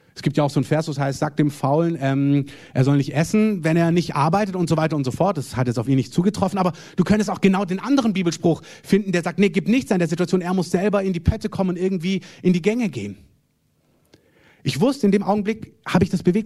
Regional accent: Germany; Wir sind als Deutsche

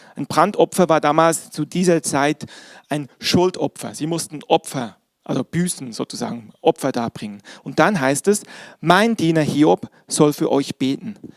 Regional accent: Bern, Switzerland; moved away; Ich bin, wie ihr wisst, in der Schweiz groß geworden

